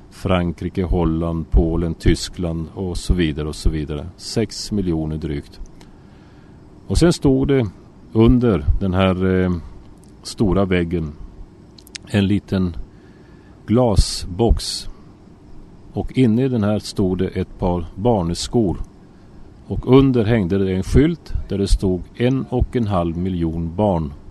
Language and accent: Swedish; Sweden; now in Israel; Och eh, så jag får börja från början. Alltså jag är född och har vuxit upp i Sverige.